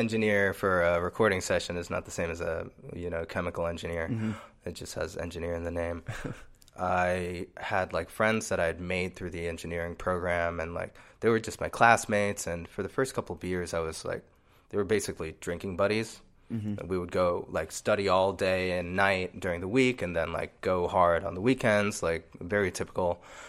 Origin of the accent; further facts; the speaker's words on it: New York, United States; born there; My parents are both immigrants from the Dominican Republic. So I was born in New York.